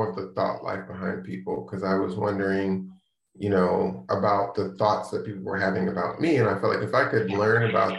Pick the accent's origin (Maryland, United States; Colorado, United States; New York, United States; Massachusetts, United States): Maryland, United States; moved away; also born or lived in Charlotte, North Carolina; I'm from the DC area, I'm from Maryland. Lived there most of my life, lived a little bit in Charlotte, then moved back to the DC area